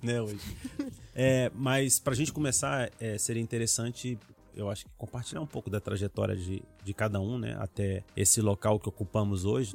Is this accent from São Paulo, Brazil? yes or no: no; Brasília, Federal District, Brazil; moved away as an adult; also born or lived in Minas Gerais; minha família é aqui de Brasília